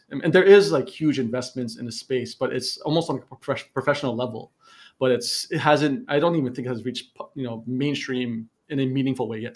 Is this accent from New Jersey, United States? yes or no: yes; New Jersey, United States; moved away as an adult; now in Malaysia; I'm I'm born from New Jersey